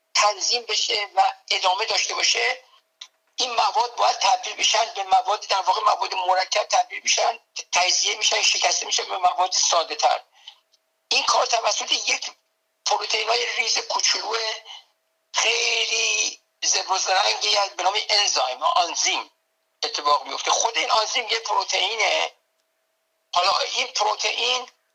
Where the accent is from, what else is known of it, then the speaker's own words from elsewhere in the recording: Tehran, Tehran Province, Iran; moved away as an adult; now in United States; من به قول خودمون بچه تهرانم یعنی در تهران در جنوب شهر تهران